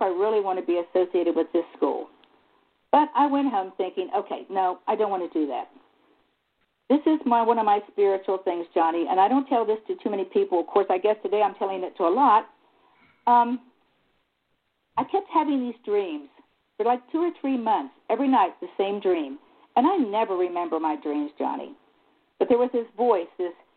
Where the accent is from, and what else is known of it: United States; also born or lived in Egypt